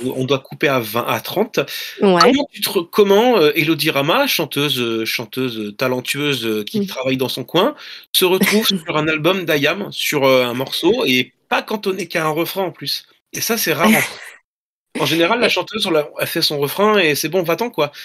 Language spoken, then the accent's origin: French; La Rochelle, Nouvelle-Aquitaine, France; je suis natif de La Rochelle